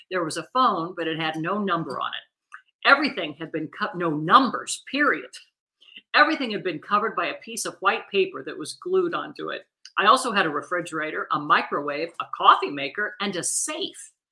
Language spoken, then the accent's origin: English; South Carolina, United States; I'm from South Carolina and you can find them all over the place down there in big barrels, gas stations, grocery stores, pretty much everywhere.